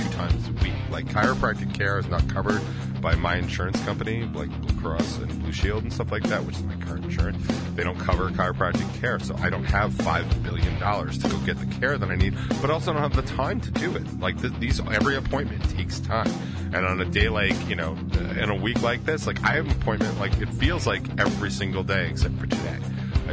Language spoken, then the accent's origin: English; United States; I'm in America. I'm American as fuck